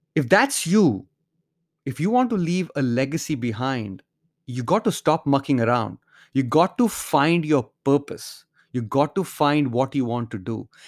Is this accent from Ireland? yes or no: no; India; growing up in India